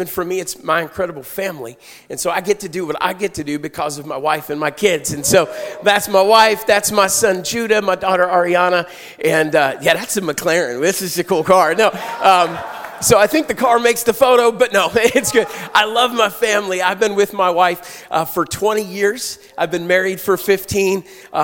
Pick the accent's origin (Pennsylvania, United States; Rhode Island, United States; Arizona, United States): Pennsylvania, United States; Pittsburgh; I'm from Pittsburgh